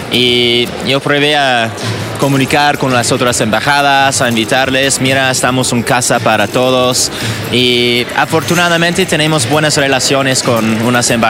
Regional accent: Sweden; Spanish is a second language; moved away as an adult; now in Mexico; tengo 40 años en México. Entonces ya me dice que soy más mexicano que, cactus, que el de cactus, pero sigue siendo sueco. Pero quiero mucho a México.

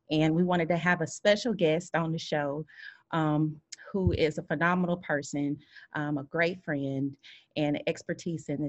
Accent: Kansas City, Missouri, United States; growing up, as you can see, we're from Kansas City, Missouri

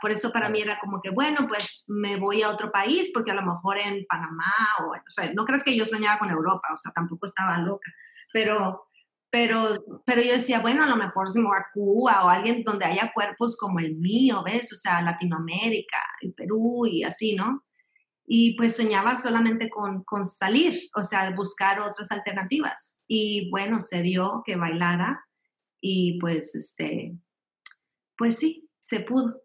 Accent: Monterrey, Nuevo León, Mexico; born or raised there; moved away as an adult; also born or lived in Piedras Negras, Coahuila / Mexico City; now in Alabama, United States

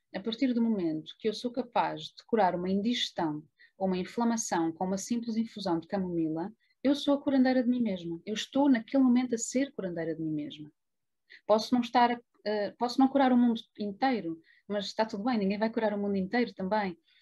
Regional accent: Lisbon, Portugal; moved away as an adult; also born or lived in Trás-os-Montes; eu vivia muito longe da minha cidade natal, que é Lisboa

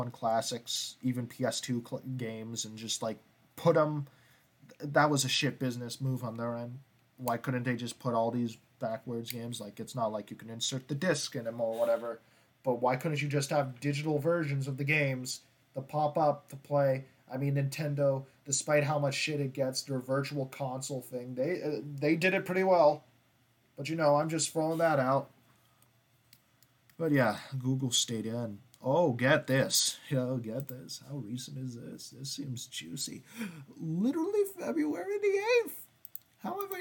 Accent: Canada; I'm Canadian

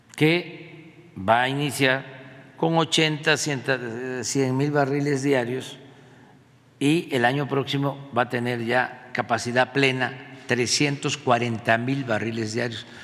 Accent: Mexico; Es para sentirnos como mexicanos orgullosos

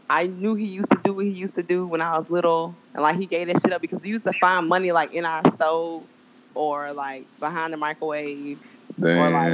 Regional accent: West Baton Rouge, Louisiana, United States; now in Baton Rouge, United States; I'm just a local Baton Rouge chick. I'm from West Baton Rouge. I grew up in Lukeville, but that's like the hood, so.

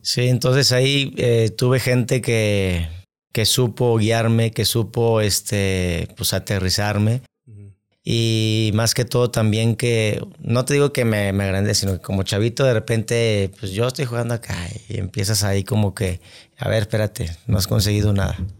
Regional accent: Monterrey, Nuevo León, Mexico; also born or lived in San Luis Potosí / Guadalajara; yo soy originario de aquí de Monterrey, Nuevo León

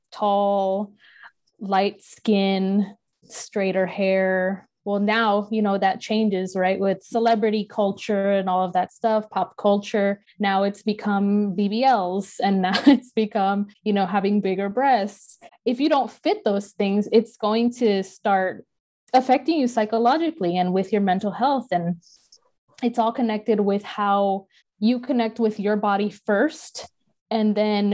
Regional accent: United States; I was born here in the United States

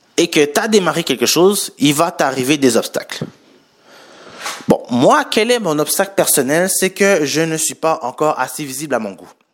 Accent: Montreal, Quebec, Canada; Je suis né à Montréal et je suis d'origine haïtienne

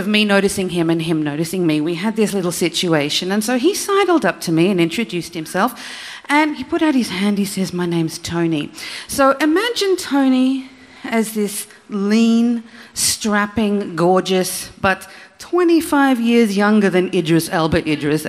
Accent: Australia; I'm Australian

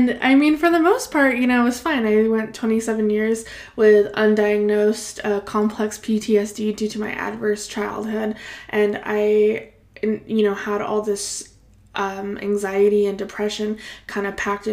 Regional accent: Salinas Valley, California, United States; now in Bay Area, United States; I grew up in the Salinas Valley, which is this beautiful little pocket of farm ag area, close to the Monterey Bay

